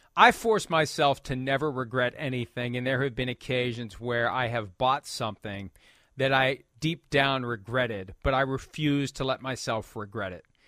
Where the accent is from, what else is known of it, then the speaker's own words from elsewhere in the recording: Bellaire, Ohio, United States; moved away; also born or lived in West Virginia; I was born in Ohio